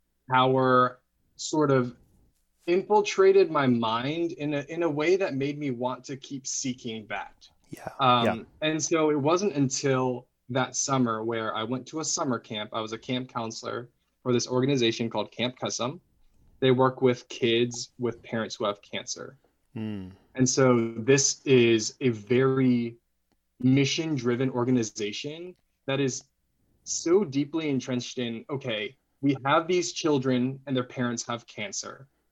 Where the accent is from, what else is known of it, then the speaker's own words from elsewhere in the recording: Arlington, Texas, United States; also born or lived in Mansfield, Texas; I was born and raised in Dallas, in the Dallas-Fort Worth area. I'm in the suburb. I was in the suburb of Arlington, Texas.